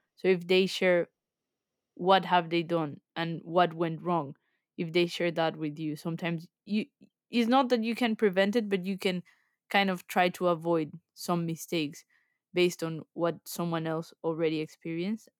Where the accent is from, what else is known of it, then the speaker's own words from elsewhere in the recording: Colombia; moved away as an adult; now in England, United Kingdom; I'm originally from Colombia, so I moved to the U K almost five years ago